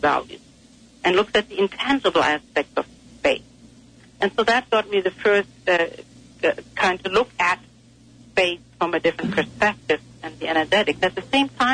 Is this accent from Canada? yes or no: no; Germany; moved away; I grew up in Germany and I was living near the fields and the woods